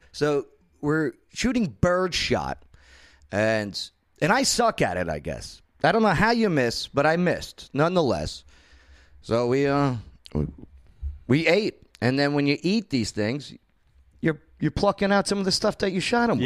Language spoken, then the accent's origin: English; the North, United States; moved away as an adult; now in Clarksville, United States; I'm a Yankee, or now I'm a damn Yankee since I'm a homeowner here in the South Tennessee